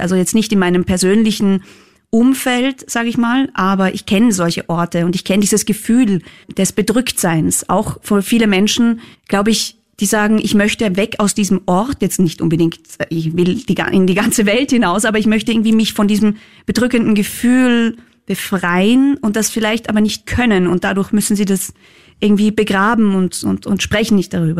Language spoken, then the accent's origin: German; Völkermarkt, Carinthia, Austria; also born or lived in Klagenfurt; ich bin wirklich in Völkermarkt komplett am Land aufgewachsen